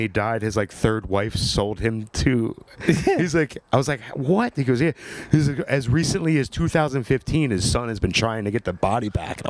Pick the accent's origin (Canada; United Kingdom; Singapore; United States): United States; Croydon, Pennsylvania; Lower Bucks, Croydon.